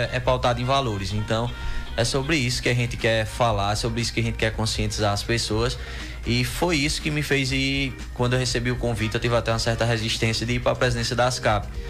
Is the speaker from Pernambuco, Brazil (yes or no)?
yes; São Domingos, Pernambuco, Brazil; also born or lived in Campina Grande; Nasci em Campina Grande, mas só fui nascer, né? E vim desde pequeno que a gente mora em São Domingos